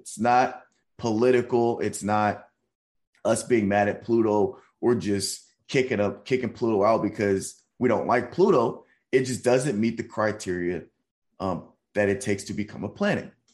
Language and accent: English; Nashville, Tennessee, United States; now in San Antonio, United States; I live in San Antonio and I'm from Nashville